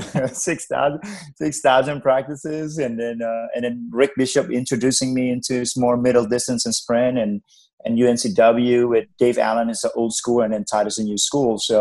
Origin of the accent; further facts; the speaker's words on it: Bali, Indonesia; English is a second language; moved away as an adult; also born or lived in Wilmington, North Carolina / Raleigh, North Carolina; now in United States; I came from Indonesia and from a small island called Bali.